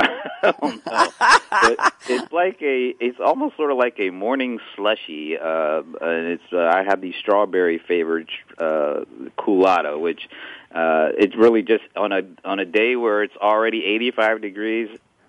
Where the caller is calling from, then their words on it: Atlanta, Georgia, United States; I am back home in the great city of Atlanta, Georgia